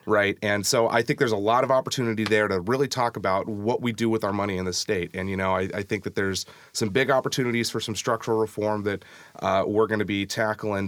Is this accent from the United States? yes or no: yes; SeaTac, Washington, United States; moved away as an adult; now in Tacoma, United States; It was my hometown